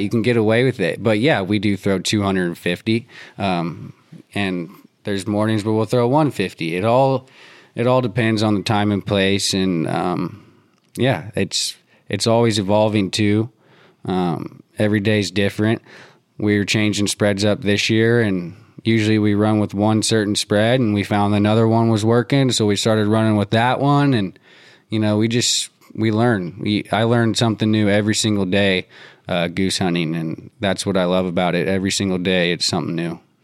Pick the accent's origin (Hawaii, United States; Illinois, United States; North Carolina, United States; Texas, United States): North Carolina, United States; Durham; I grew up in Durham